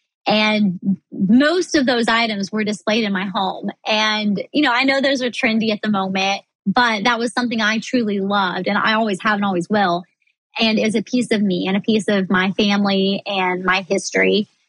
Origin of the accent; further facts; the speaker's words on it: Midwest, United States; But, you know, I grew up in the Midwest. My family were farmers, you know, in years past.